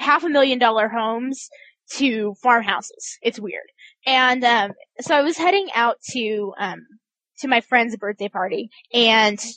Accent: Kansas, United States; I'm from Kansas.

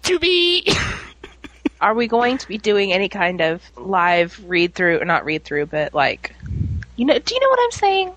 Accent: New Orleans, Louisiana, United States; moved away; also born or lived in Little Rock, Arkansas / Fayetteville; I'm originally from New Orleans, which had a population of like 2.4 million, and then I moved to um, Little Rock

